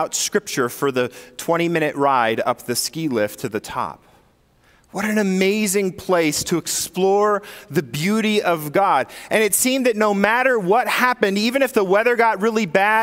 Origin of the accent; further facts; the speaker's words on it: Sacramento, California, United States; moved away as an adult; my whole life I spent up until the age of 24 in Northern California, or 23. But from the ages of 9 to 20, I lived in Sacramento, California